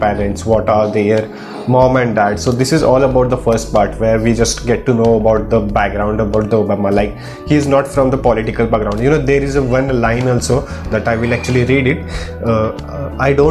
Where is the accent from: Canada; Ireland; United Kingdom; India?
India; I am from the India